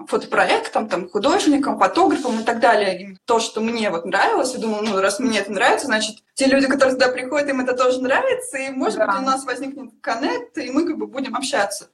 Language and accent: Russian; Siberia, Russia; moved away as an adult; now in Moscow, Russia; я родилась в Сибири